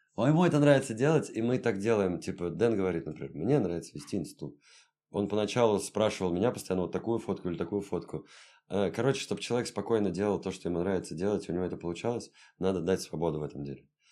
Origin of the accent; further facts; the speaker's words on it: Saint Petersburg, Russia; also born or lived in Europe; Я родился в Ленинграде, жил всю жизнь здесь, не считая там в Европе поучился